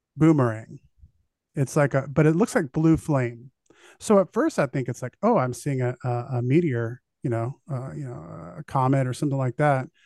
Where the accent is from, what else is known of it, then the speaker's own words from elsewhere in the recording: United States; being an American